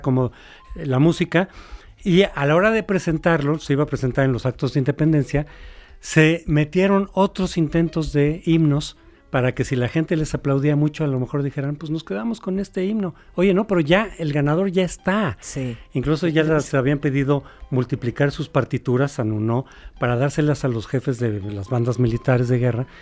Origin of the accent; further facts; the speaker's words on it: Mexico; somos mexicanos